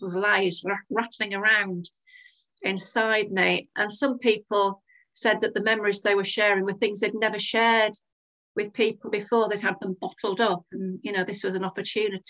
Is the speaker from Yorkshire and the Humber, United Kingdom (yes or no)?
yes; Hull, Yorkshire and the Humber, United Kingdom; moved away as an adult; also born or lived in Bristol; I'm just such a Hull girl that whenever I meet anyone new, wherever it is, and they ask about me, I always say, oh, I'm from Hull.